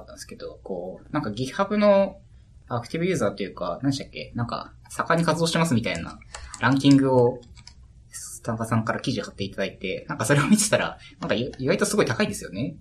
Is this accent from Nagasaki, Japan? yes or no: no; Hokkaido, Japan; 僕北海道出身なんですけど